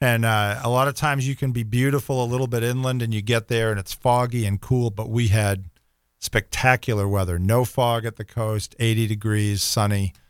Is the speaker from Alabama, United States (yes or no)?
no; Boston, Massachusetts, United States; moved away as an adult; now in Jacksonville, United States; growing up in the Northeast